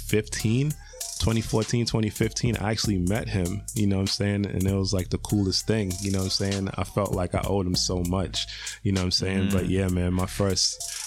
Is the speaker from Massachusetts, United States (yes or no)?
yes; Boston, Massachusetts, United States; also born or lived in Quincy / Florida; I'm born in Boston. I am from Boston. Grew up in a bunch of different neighborhoods